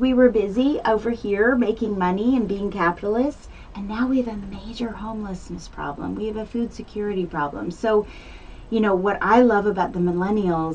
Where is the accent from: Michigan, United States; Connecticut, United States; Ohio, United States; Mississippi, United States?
Connecticut, United States; Greenwich; now in Santa Barbara, United States; I was born in Greenwich, Connecticut